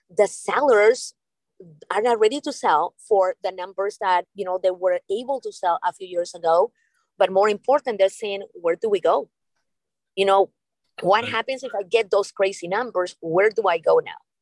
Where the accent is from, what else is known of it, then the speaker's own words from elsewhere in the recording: Canada; moved away as an adult; also born or lived in Peru; now in Boca Raton, United States; I am Canadian, but actually, I was born in Peru.